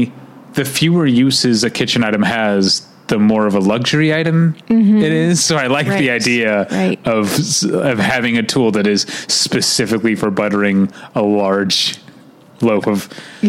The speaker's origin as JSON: {"language": "English", "region": "Midwest", "country": "United States", "accent": "Midwestern", "said": "my Midwestern accent"}